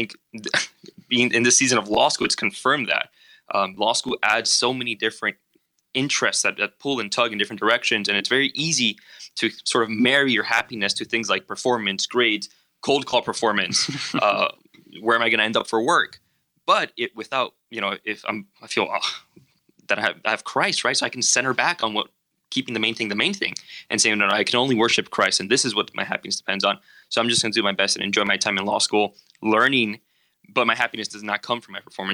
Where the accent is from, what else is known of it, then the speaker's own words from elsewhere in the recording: Miami, Florida, United States; moved away as an adult; now in Chicago, United States; I came from Miami, Florida